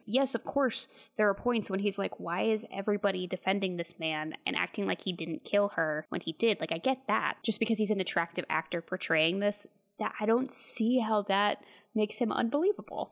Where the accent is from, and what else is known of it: Texas, United States